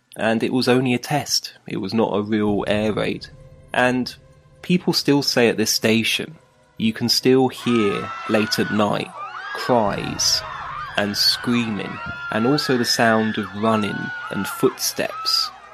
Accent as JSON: {"language": "English", "region": "London", "country": "United Kingdom", "tie": "born or raised there", "moved": "yes", "lives_now": "Beijing, China", "said": "in my hometown of London"}